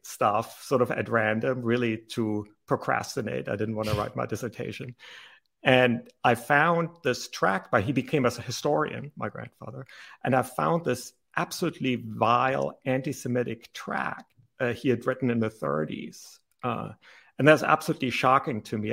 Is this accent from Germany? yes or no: yes; Germany; English is a second language; now in United States; I grew up in Germany.